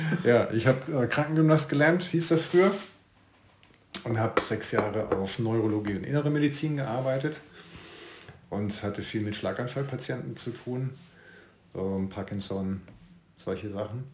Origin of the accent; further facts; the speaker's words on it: Karlsruhe, Baden-Württemberg, Germany; now in Siegburg, Germany; geboren bin ich in Karlsruhe, wohne aber jetzt in Siegburg, das ist südlich von Köln